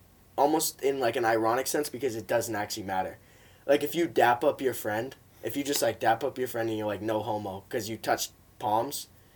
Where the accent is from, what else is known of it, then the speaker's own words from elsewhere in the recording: Lawrence, Massachusetts, United States; But I'm actually kind of technically Dominican because I was born in Lawrence, Mass.